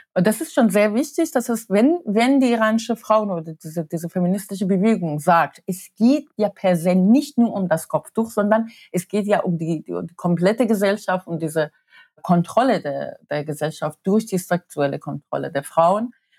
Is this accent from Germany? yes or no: no; Tehran, Tehran Province, Iran; moved away; Ich bin während des, des Iran-Irak-Krieges geboren und in Teheran.